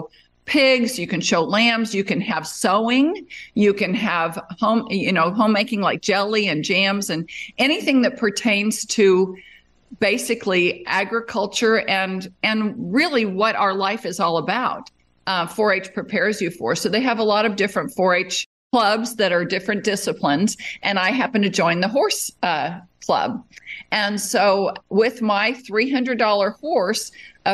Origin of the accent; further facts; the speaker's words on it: Las Vegas, Nevada, United States; moved away as an adult; also born or lived in Arizona; now in Texas, United States; I grew up in Las Vegas